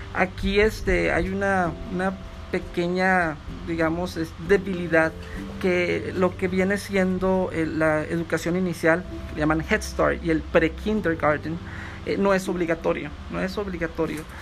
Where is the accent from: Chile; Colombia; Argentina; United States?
United States; moved away as an adult; now in Mexico; estudié gran parte de mi vida en Estados Unidos, cursé lo que fue educación básica, preparatoria y dos años de universidad